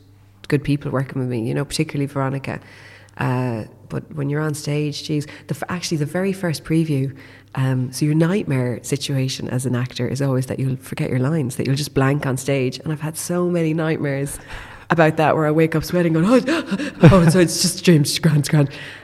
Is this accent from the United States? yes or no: no; London, United Kingdom; born there; And I was born in London, so she didn't feel safe to be here as an unmarried woman.